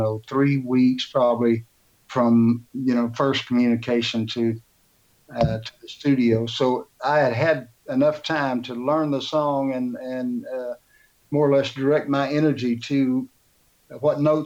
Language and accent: English; Houston, Texas, United States; the great city of Houston. Which is my hometown and Sandy's hometown